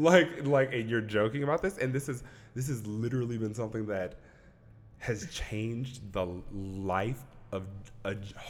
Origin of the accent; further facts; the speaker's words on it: Saginaw, Michigan, United States; I'm from here. This is a state that I've grown up in. Mm-hmm, mm-hmm. I'm from Saginaw, Michigan. That's about 40 minutes north of Flint.